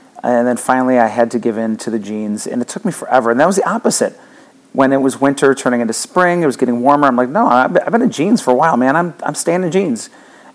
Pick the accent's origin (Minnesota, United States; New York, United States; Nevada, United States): New York, United States; Buffalo; now in Florida, United States; I grew up near Buffalo, New York